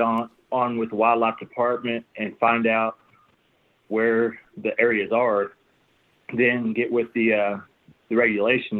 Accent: Muskogee, Oklahoma, United States; I'm also from the Muskogee area

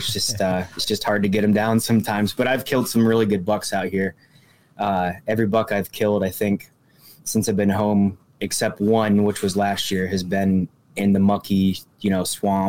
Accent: Warren, Pennsylvania, United States; moved away as an adult; now in Crawford County, United States; I'm originally from Warren, Pennsylvania, up in the big woods up there.

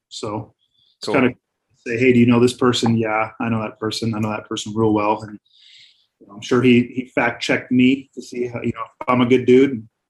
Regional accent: Northern Michigan, United States; moved away; I grew up in Northern Michigan, and, you know, we have a lot of bears up there, and they are very big.

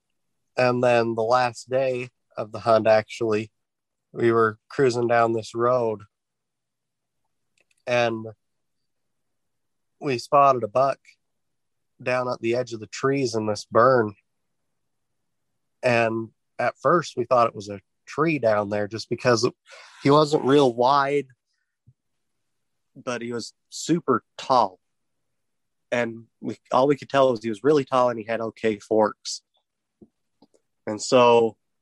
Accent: Utah, United States; now in Nevada, United States; I'm originally from Utah

